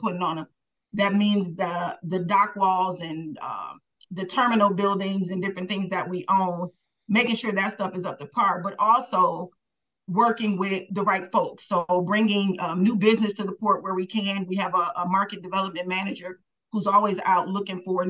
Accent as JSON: {"language": "English", "town": "Milwaukee", "region": "Wisconsin", "country": "United States", "tie": "born or raised there", "said": "I was born and raised in Milwaukee, raised by my grandmother, grew up in 33rd and Walnut"}